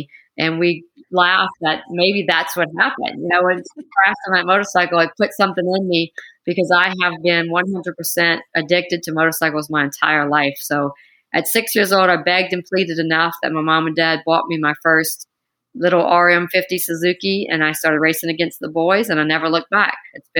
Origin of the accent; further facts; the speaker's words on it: Louisiana, United States; You know, the way I was raised, we come from a very small town. There's not a lot of money where I live.